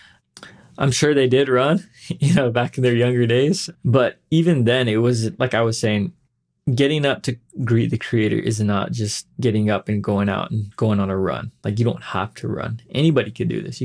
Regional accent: Page, Arizona, United States; also born or lived in LeChee, Arizona; I was born and raised here in the Page area

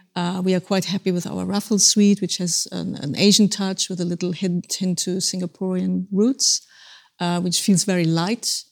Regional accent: Germany; moved away; Germany, my home country

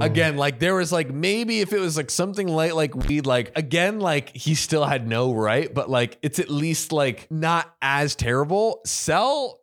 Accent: Florida, United States; I grew up in Florida, but I have a lot of family and ties in North Carolina

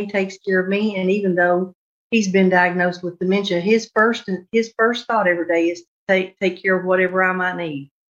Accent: Texas, United States; born or raised there

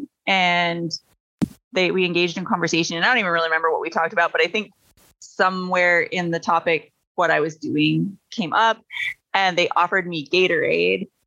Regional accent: Michigan, United States; moved away as an adult; also born or lived in Washington State; now in East Coast, United States; I'm from Michigan originally. That's where I was born and raised

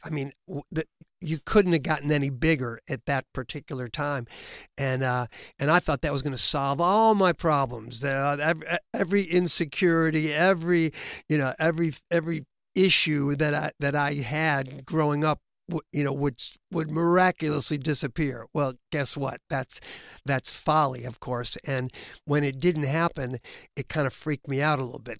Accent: Illinois, United States; we're all from Illinois

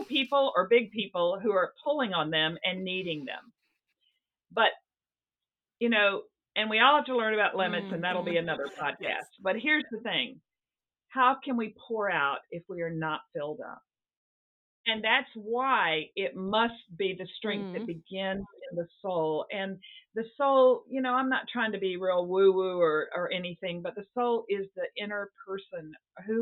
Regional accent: the South, United States; moved away as an adult; also born or lived in Seattle; now in New England, United States; it's not the Bible Belt, where I grew up in the South

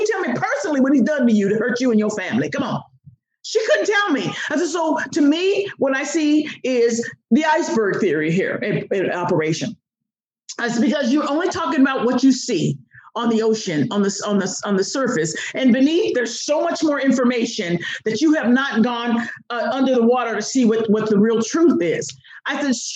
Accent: United States; I'm an American

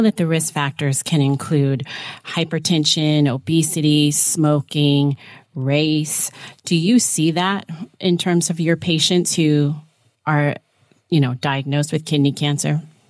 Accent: Westchester, New York, United States; I was born in Westchester.

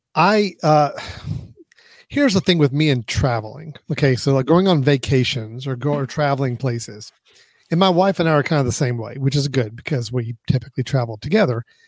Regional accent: Hickory, North Carolina, United States; my hometown of hickory

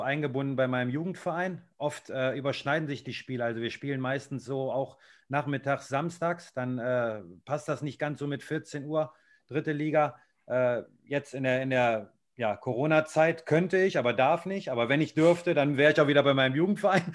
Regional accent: Viersen, North Rhine-Westphalia, Germany; also ich komme eigentlich aus Süchteln, das gehört ja zu Viersen

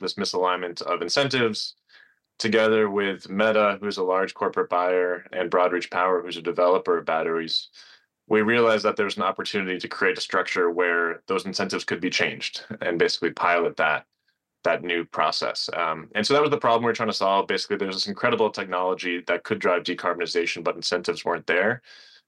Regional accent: Northeast, United States; I grew up in the Northeast, fortunate to spend a lot of my childhood outdoors, hiking in the White Mountains

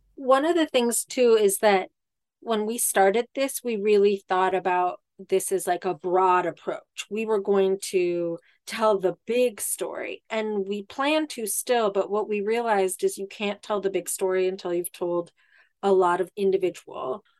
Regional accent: Ireland; I'm Irish

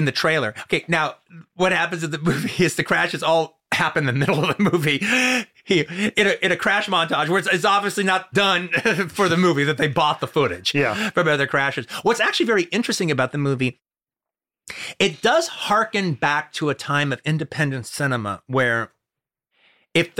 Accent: Los Angeles, California, United States; growing up in Los Angeles in the 70s

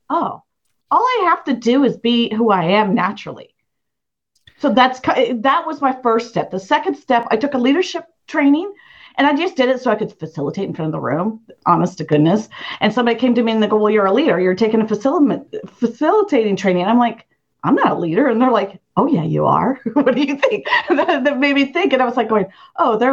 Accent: Idaho Falls, Idaho, United States; I grew up in Idaho Falls

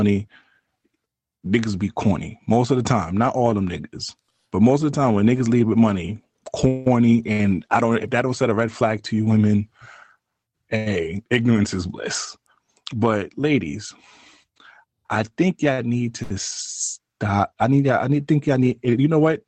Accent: New York, United States; maybe I'm from New York

